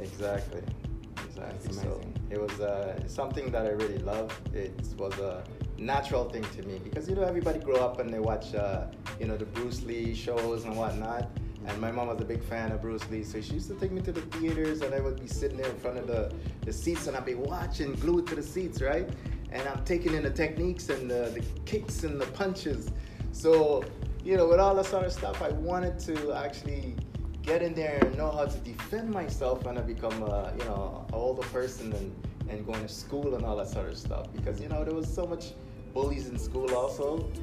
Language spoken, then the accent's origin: English; Guyana; moved away; back in my country, I'll, I'll give you a little deeper uh, emphasis there. Like uh, I was born in Guyana